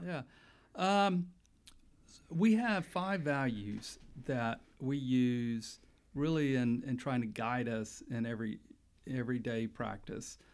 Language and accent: English; Pensacola, Florida, United States; moved away as an adult; also born or lived in Panama City, Florida; now in Tallahassee, United States; I grew up in Pensacola